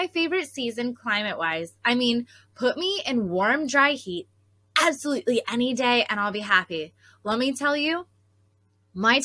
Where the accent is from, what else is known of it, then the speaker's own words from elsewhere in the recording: Pocono Mountains, Pennsylvania, United States; growing up in the Pocono Mountains, we actually had a fall foliage festival